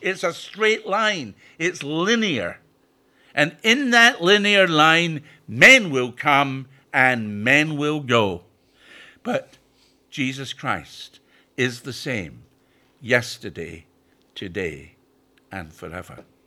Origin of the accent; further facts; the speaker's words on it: Scotland, United Kingdom; also born or lived in Perthshire, Scotland; now in York, United Kingdom; I'm originally from Scotland, but my home has been in York since nineteen sixty-nine.